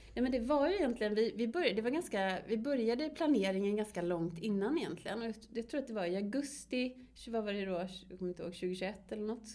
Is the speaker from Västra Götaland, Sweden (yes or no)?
yes; Borås, Västra Götaland, Sweden; also born or lived in Varberg; vi är uppvuxna i Borås